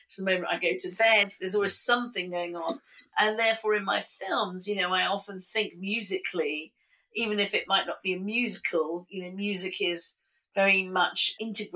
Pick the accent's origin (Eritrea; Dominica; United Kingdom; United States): United Kingdom; being British and Indian